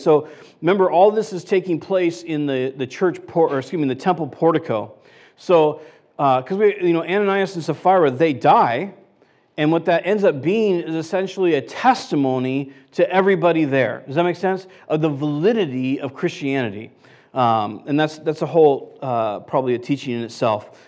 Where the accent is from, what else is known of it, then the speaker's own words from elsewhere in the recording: United States; I'm American